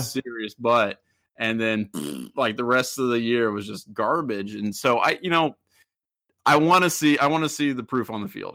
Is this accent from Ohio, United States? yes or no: yes; Middletown, Ohio, United States; I'm from Middletown. I'm from, like, twenty minutes away from, uh, uh, Miami Oxford's campus